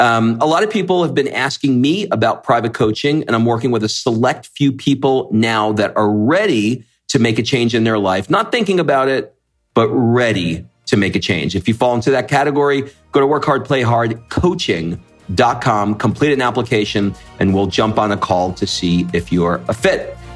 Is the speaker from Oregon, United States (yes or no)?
no; New York, United States; And I grew up in New York, and I had a lot of Iranians around me